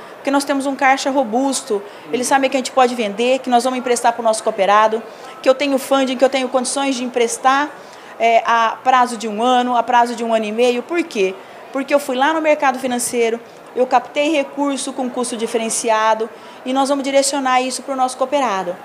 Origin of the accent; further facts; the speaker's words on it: São José do Rio Preto, São Paulo, Brazil; moved away as an adult; voltei para casa, que eu sou do interior de São Paulo, sou de São José do Rio Preto